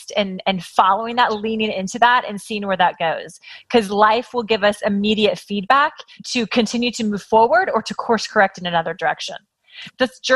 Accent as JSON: {"language": "English", "region": "Kansas", "country": "United States", "tie": "born or raised there", "moved": "yes", "lives_now": "Los Angeles, United States", "said": "I grew up in Kansas and I did what you're supposed to do as a girl in Kansas"}